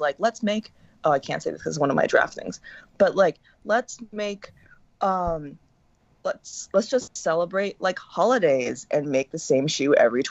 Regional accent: Hong Kong; also born or lived in Shanghai; I had the pleasure of growing up in Hong Kong and also working in Shanghai, right?

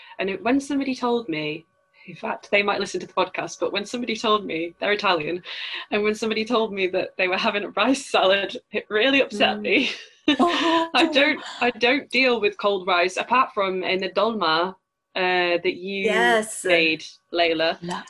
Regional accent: Yorkshire and the Humber, United Kingdom; obviously, everyone knows I'm from Yorkshire and I'm quite proud of being from Yorkshire.

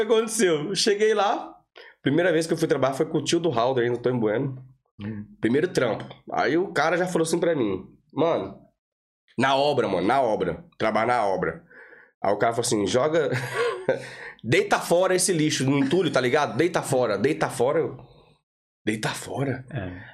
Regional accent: Rancharia, São Paulo, Brazil; moved away; also born or lived in Clones, Ireland; Sou do interior de São Paulo. Entendi. Rancharia, cidadezinha com 50 mil, 50 mil habitantes.

